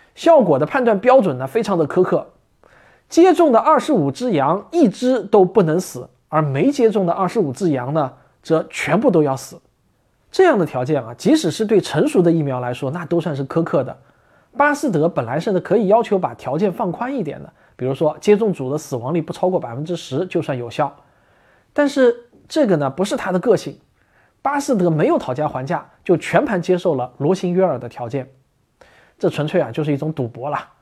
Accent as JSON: {"language": "Chinese", "country": "China", "said": "我们中国人"}